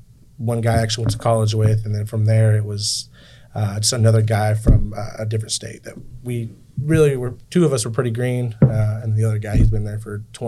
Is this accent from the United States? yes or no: yes; Seminole, Oklahoma, United States; from Seminole.